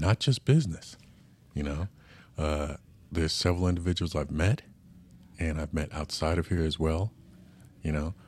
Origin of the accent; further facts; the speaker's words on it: New York, United States; now in San Diego, United States; from New York like myself